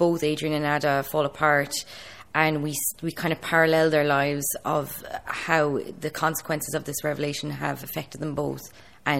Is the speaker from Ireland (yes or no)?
yes; Ireland; I'm being from Ireland